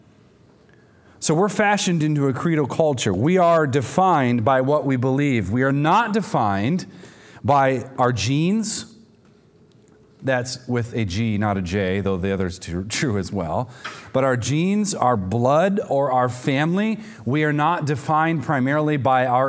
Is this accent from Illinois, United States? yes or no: no; Michigan, United States; growing up in Michigan